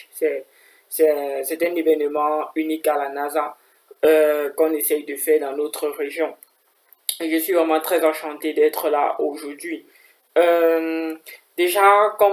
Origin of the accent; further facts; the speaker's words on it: Cameroon; now in Kaiserslautern, Germany; j'ai 23 ans, je suis camerounais.